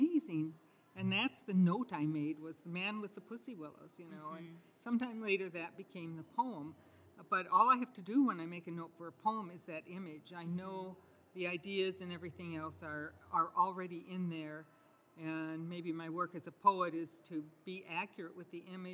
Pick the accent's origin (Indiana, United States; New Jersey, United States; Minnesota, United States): Minnesota, United States; Richfield; I grew up in Richfield, Minnesota, when it was a very early suburb